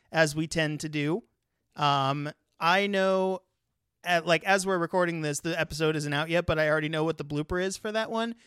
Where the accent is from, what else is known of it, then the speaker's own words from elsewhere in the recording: California, United States; moved away; I'm actually originally from California